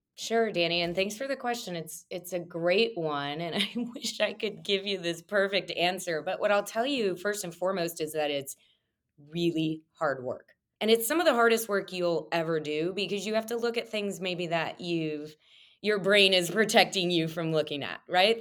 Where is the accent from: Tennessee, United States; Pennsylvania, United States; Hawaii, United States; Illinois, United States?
Illinois, United States; Monmouth; now in Chicago, United States; Grew up in a small town on the west side of Illinois called Monmouth.